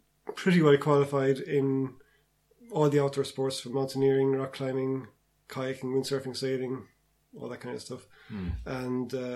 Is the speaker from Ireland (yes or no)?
yes; Cratloe, Munster, Ireland; I grew up in County Clare in Cratlow